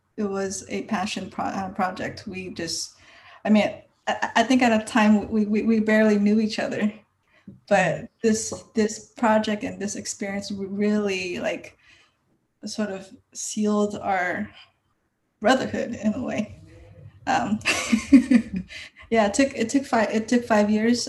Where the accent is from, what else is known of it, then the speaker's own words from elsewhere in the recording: Kansas City, Missouri, United States; moved away as an adult; also born or lived in San Francisco; now in Los Angeles, United States; I started when I was 17, back in Kansas City, Missouri